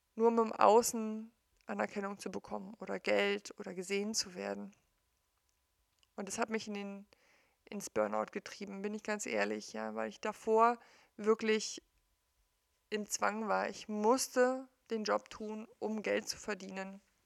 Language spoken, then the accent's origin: German; East Germany, Germany; ich bin im Osten aufgewachsen, in der DDR aufgewachsen